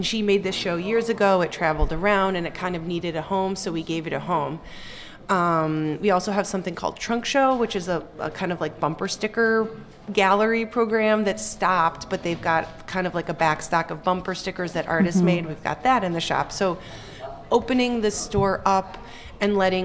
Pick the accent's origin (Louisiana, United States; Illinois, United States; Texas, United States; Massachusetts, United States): Illinois, United States; Chicago; moved away as an adult; I'm from Chicago. I've been back here since college, since 2010